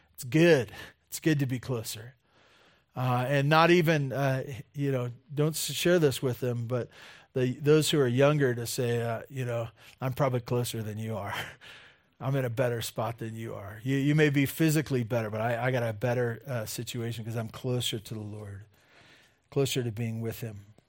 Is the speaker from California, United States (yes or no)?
yes; California, United States; growing up in California